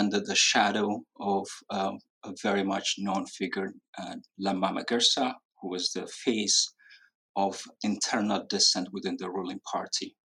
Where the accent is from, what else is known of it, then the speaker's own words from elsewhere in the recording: Ethiopia; now in New York, United States; I'm a practicing physician and residing currently in New York. And I'm from Ethiopia. And my relationship with the Oromo protest movement is just like any other Ethiopian with an Oromo background.